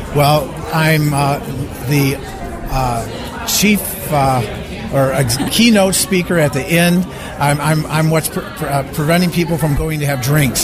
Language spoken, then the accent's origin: English; Chicago, Illinois, United States; my growing up in Chicago in a gang